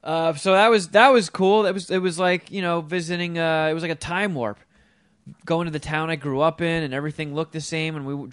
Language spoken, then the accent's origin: English; Florham Park, New Jersey, United States; Florham Park's the town I grew up in Jersey, and I haven't been there in forever.